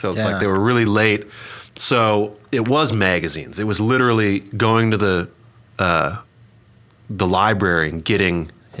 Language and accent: English; Minneapolis, Minnesota, United States; moved away as an adult; also born or lived in Hollywood, California; now in Oklahoma City, United States; I grew up in Minneapolis, Minnesota, moved out to Hollywood, California, and when I was 18.